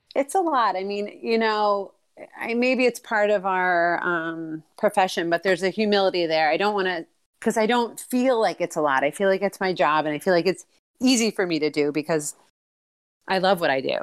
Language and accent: English; outside New York City, United States; moved away as an adult; now in Maine, United States; I'm originally from, uh, outside New York City, and I've been in Maine for twenty years.